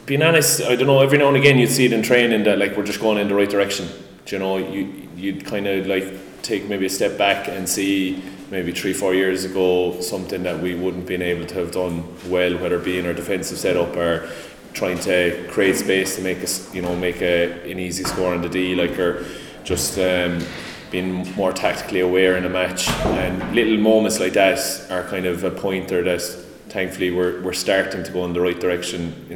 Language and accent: English; Ireland; growing up in Monleen